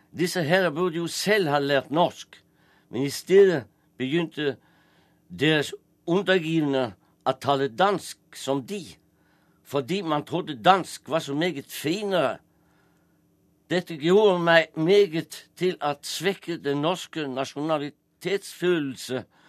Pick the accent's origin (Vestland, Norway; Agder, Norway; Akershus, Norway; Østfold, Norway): Vestland, Norway; Strilelandet; accent: striledialekt; first language Norwegian (Strile dialect); jeg snakker jo eh, mitt morsmål, som er en striledialekt.